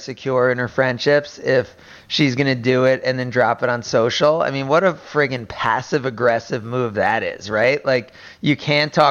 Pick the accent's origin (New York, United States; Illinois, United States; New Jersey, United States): New Jersey, United States; I'm from New Jersey